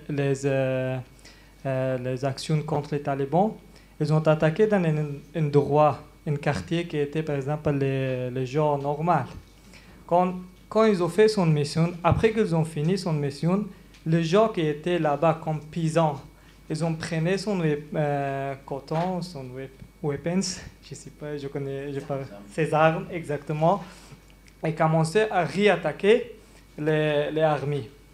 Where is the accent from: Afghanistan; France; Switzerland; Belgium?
Afghanistan; French is a second language; moved away; je viens d'Afghanistan